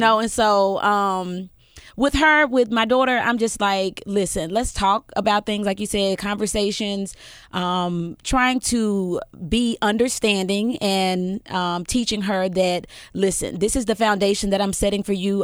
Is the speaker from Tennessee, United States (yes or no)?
yes; Memphis, Tennessee, United States; also born or lived in Millington, Tennessee; we moved from North Memphis to Fraser, and that is where I grew up